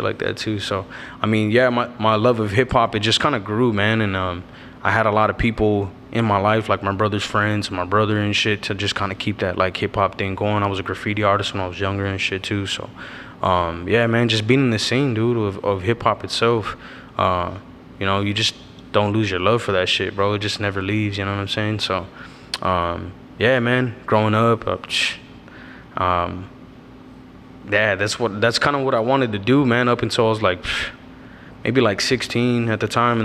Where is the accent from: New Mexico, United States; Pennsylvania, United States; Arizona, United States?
Arizona, United States; Avondale; I'm from Avondale, Arizona, Dodge City. I pretty much was fucking born and raised in this city